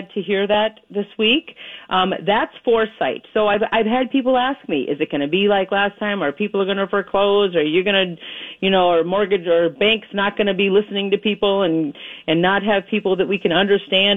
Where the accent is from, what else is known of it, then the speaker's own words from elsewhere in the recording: Minnesota, United States; moved away; I am from Minnesota